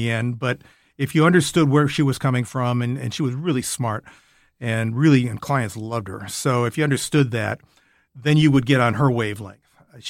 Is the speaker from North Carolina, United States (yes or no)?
no; Minnesota, United States; moved away; I was from Minnesota.